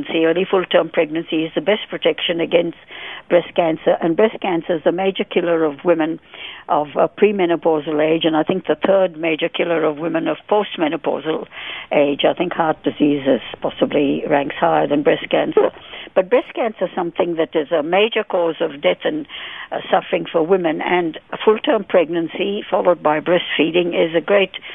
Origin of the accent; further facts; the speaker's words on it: India; I'm Indian born, and I'm Indian, brown Indian in skin color as well